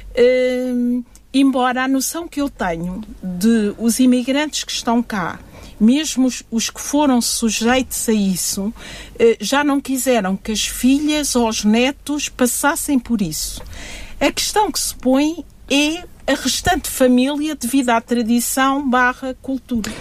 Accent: Guinea-Bissau; Eu sou da Guiné-Bissau

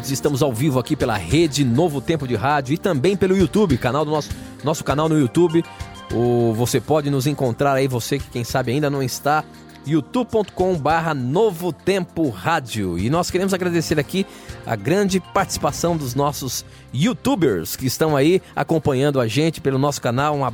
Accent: Natal, Rio Grande do Norte, Brazil; sou de Natal, Rio Grande do Norte

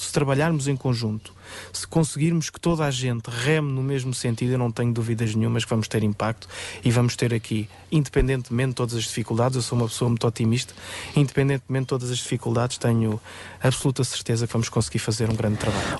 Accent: Rio de Mouro, Lisbon, Portugal; da minha terra, de Rio de Moro

